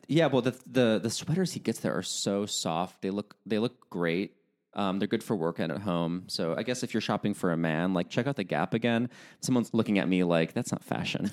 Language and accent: English; United States; accent: American; my American accent